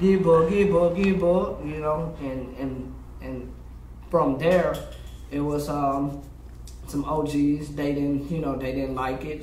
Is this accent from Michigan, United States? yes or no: no; Memphis, Tennessee, United States; growing up in Memphis, especially um, in North Memphis where I'm uh, originally from